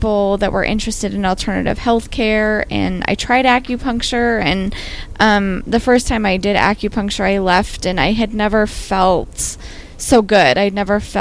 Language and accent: English; Western Nebraska, United States; So I grew up in Western Nebraska, which is a place that's not super into wellness.